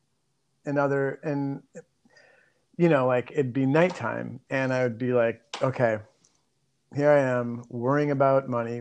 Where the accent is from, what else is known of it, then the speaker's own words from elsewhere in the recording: Minneapolis, Minnesota, United States; moved away; I'm originally from Minneapolis